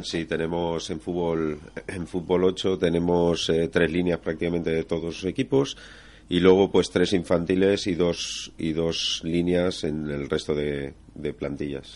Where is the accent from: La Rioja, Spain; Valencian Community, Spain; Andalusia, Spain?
Valencian Community, Spain; Valencia; moved away; yo me crié en, la ciudad fallera, yo he sido de la ciudad fallera, lo que pasa es que me fui fuera